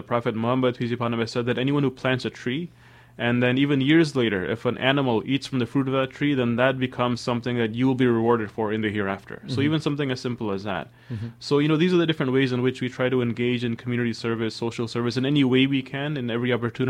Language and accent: English; Sierra Leone; born there; You know, I was born in West Africa, Sierra Leone.